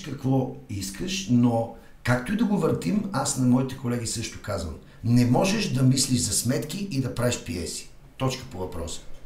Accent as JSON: {"language": "Bulgarian", "country": "Bulgaria", "said": "уж сме българи, но сме европейци"}